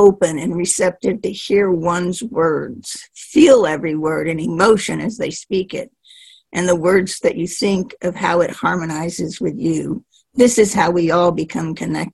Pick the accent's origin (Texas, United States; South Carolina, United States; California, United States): Texas, United States; I'm from Texas